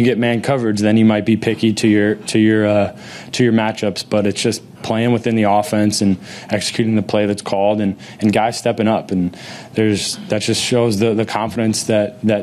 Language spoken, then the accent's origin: English; Florida, United States; moved away; growing up in Florida